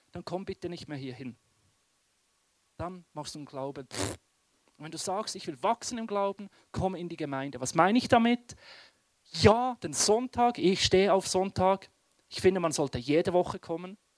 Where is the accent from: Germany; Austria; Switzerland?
Switzerland; Western Switzerland; Und ich bin im Westen der Schweiz aufgewachsen.